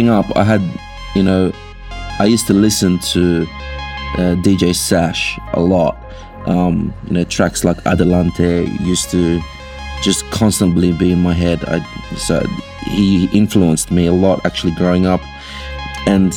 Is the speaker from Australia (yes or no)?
yes; Australia; we are three Aussie blokes